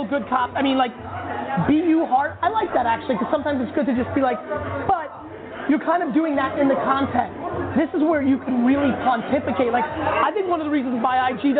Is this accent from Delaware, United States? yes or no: no; Edison, New Jersey, United States; I grew up in Edison, New Jersey